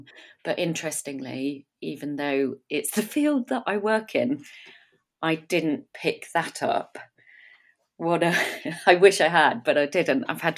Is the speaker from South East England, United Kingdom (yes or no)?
no; South West England, United Kingdom; I grew up in South Devon, just on the edge of Dartmoor. So I had this wilderness right on our doorstep. So you could walk out of the house and straight onto Dartmoor.